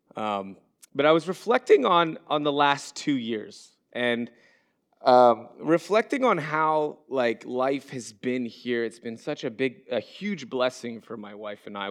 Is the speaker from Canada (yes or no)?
yes; Montreal, Quebec, Canada; moved away as an adult; now in Orlando, United States; we moved down here from Montreal, Quebec, which is my um, where I was born and where I was raised.